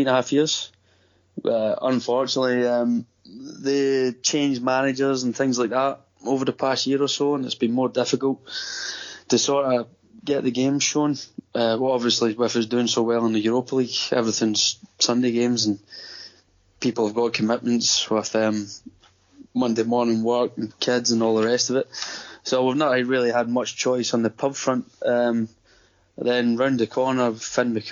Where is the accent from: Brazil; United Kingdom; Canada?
United Kingdom; Coatbridge, Scotland; moved away as an adult; now in Gold Coast, Australia; I'm from Coatbridge